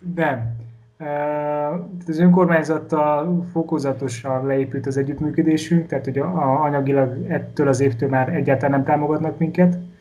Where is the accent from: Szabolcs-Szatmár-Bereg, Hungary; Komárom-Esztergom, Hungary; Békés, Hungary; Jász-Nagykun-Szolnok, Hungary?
Komárom-Esztergom, Hungary; Komárom; otthon, Komáromban